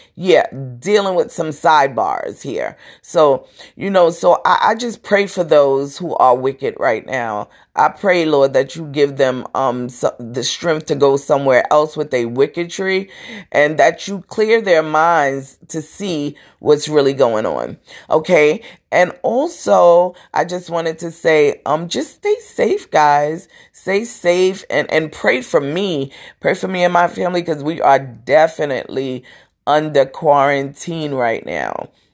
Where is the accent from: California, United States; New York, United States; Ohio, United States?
New York, United States; New York City; I'm from Brooklyn. We have our little deep throats, our deep talking